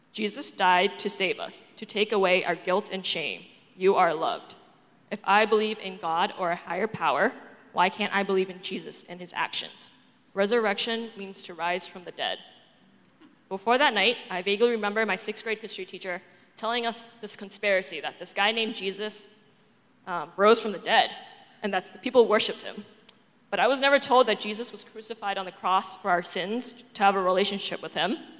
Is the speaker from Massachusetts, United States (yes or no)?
yes; Boston, Massachusetts, United States; I'm from Boston, and I grew up in an atheist household